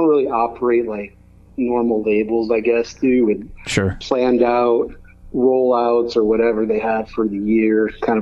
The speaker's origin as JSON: {"language": "English", "region": "Connecticut", "country": "United States", "tie": "born or raised there", "said": "I grew up in Connecticut"}